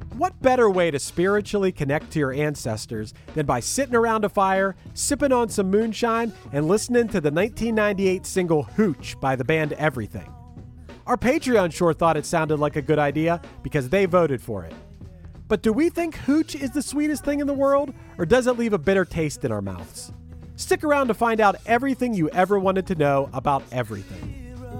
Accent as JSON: {"language": "English", "country": "United States", "said": "I'm American. I can refer to myself as American basketball player"}